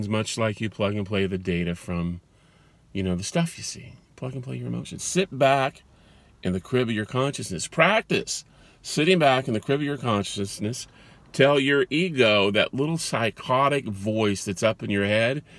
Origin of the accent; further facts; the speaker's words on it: California, United States; I was born in California.